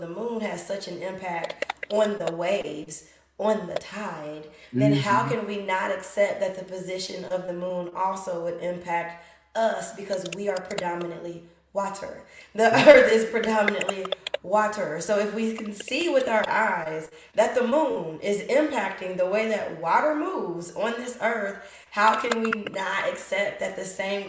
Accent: Kentucky, United States; also born or lived in Indianapolis; I'm from Kentucky, have lived in Indianapolis the majority of my life. So I never grew up by the ocean.

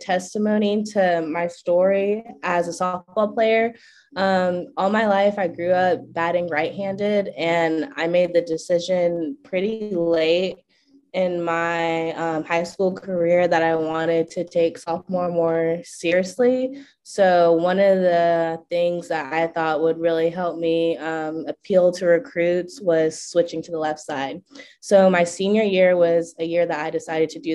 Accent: Kennesaw, Georgia, United States; I am from Kennesaw, Georgia, so about 20 minutes north of Atlanta

